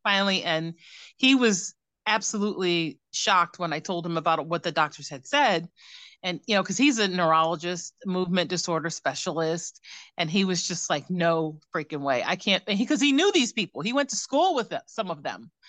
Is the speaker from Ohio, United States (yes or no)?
yes; Cleveland, Ohio, United States; moved away; also born or lived in New York; I am from Ohio, born and raised in Cleveland